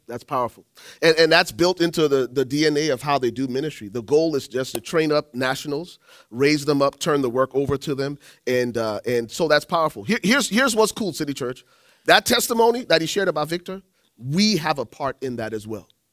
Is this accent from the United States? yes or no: no; Liberia; moved away; I'm from Liberia